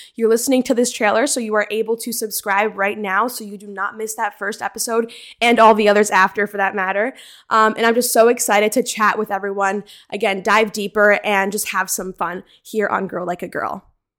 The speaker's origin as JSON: {"language": "English", "region": "New Jersey", "country": "United States", "tie": "born or raised there", "also_born_or_lived": "Maryland", "said": "I am from Central Jersey, born and raised here"}